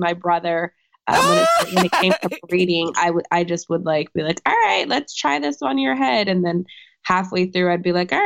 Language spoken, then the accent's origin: English; Orange County, California, United States; moved away; California native. Yes. I grew up in Orange County.